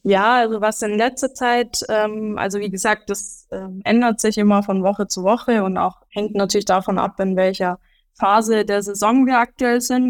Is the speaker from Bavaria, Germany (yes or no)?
yes; Upper Franconia, Bavaria, Germany; aus Bayern oder auch Oberfranken